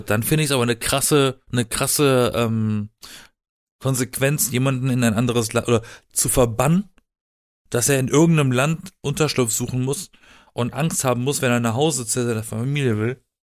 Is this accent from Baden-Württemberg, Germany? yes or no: yes; Black Forest, Baden-Württemberg, Germany; now in Berlin, Germany; ich komme aus dem Süden von Deutschland, aus dem Schwarzwald